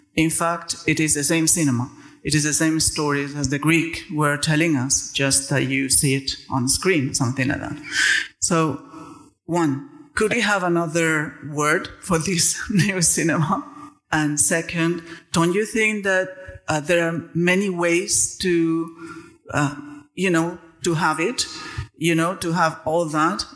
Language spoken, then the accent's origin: English; Valencia, Valencian Community, Spain; English is a second language; I come from Spain, Valencia.